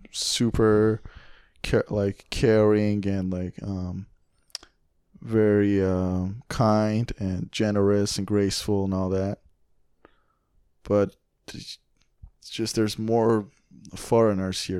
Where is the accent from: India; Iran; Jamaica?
Iran; now in Canada; I come from Iran